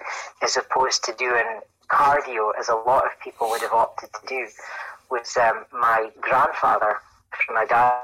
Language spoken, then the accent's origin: English; Aberdeen, Scotland, United Kingdom; I'm from Aberdeen in Scotland